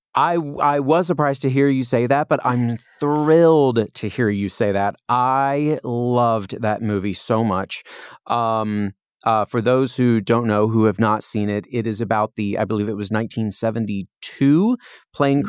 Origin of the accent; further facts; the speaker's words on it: Indiana, United States; now in Los Angeles, United States; when you're a little kid growing up in Indiana